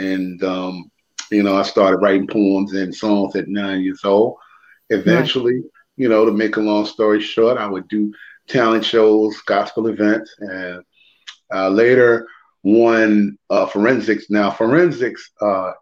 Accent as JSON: {"language": "English", "town": "Richmond", "region": "Virginia", "country": "United States", "tie": "born or raised there", "said": "I was born and raised in Richmond, Virginia."}